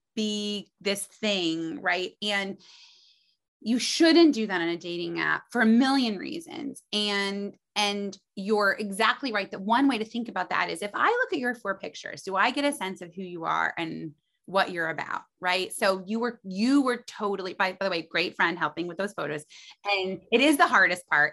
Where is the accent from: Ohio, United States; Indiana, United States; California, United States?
Indiana, United States; moved away as an adult; also born or lived in New York City; I was from Indiana.